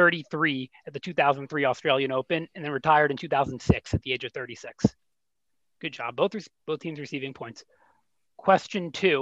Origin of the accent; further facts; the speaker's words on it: New York, United States; Born and raised in New York.